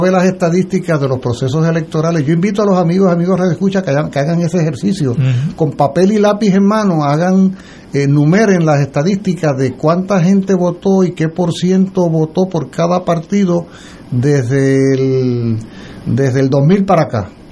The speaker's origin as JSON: {"language": "Spanish", "country": "Puerto Rico", "said": "somos puertorriqueños"}